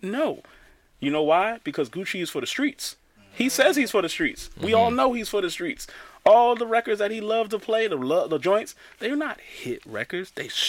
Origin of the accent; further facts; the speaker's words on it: New York, United States; I'm from New York.